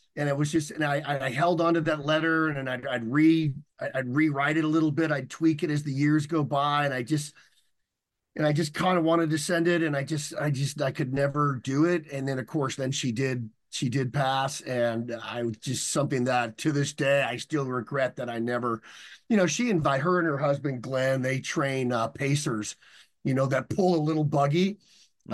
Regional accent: San Diego, California, United States; I was learning to surf because I grew up in San Diego

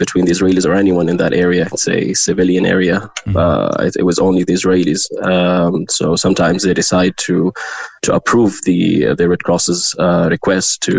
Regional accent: Gaza, Gaza Strip, Palestine; moved away as an adult; now in Cork, Ireland; I'm originally from Gaza. I was born and raised there.

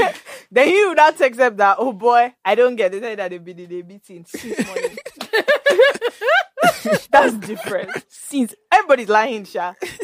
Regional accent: London, United Kingdom; moved away; also born or lived in Lagos / Ibadan; I'm personally from London. So even coming to Lagos, it's actually an experience for me.

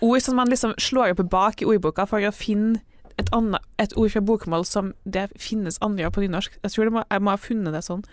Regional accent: Trøndelag, Norway; accent: Trøndersk with Arendal slang; jeg hadde sånn trøndersk med veldig mye arendalssleng

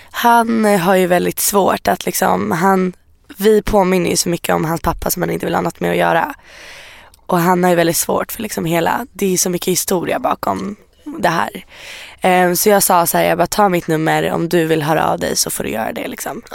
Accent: Iran

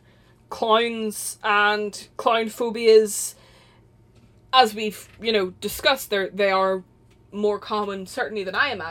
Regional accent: Northern Ireland, United Kingdom; we're from Northern Ireland

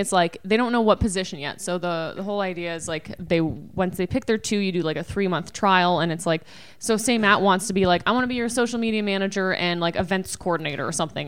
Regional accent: Canada; we're Canadian

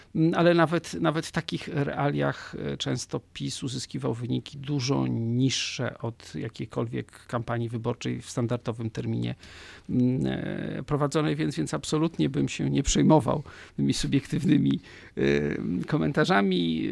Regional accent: Poland

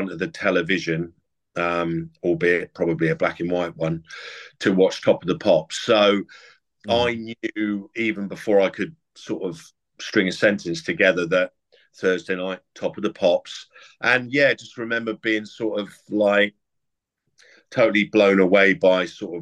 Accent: Sherborne, South West England, United Kingdom; also born or lived in Yeovil / Somerton / Weymouth; we grew up predominantly in the southeast of England, around sort of Sherborne, in Dorset, Yeovil, you know, Somerton, Weymouth.

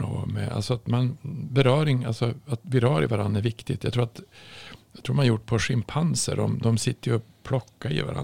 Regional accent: Norrland, Sweden; jag kommer ju från Norrland

